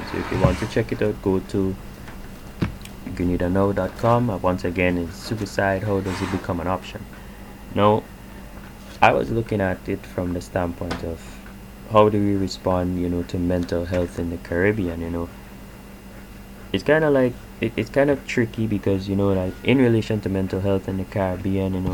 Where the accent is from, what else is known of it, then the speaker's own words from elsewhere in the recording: Canada; just speaking you know as a Canadian and how I you know view the the impact that coronavirus has had on me